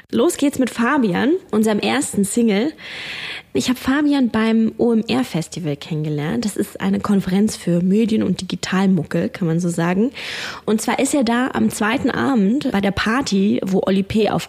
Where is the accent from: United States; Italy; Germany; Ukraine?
Germany; Berlin; Ich komme eigentlich aus Berlin, habe jetzt aber etwas länger nicht mehr in Berlin gewohnt